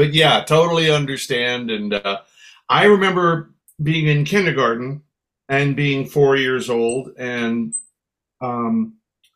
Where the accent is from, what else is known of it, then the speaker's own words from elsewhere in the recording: Daly City, California, United States; also born or lived in San Francisco; I was born in San Francisco and raised in Broadmoor Village, which is an unincorporated district right in the middle of, but not part of, Daly City